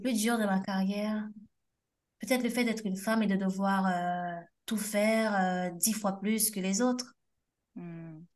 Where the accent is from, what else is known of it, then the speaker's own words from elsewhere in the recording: Haiti; now in France; on a de la famille au pays, mais surtout parce que c'est notre pays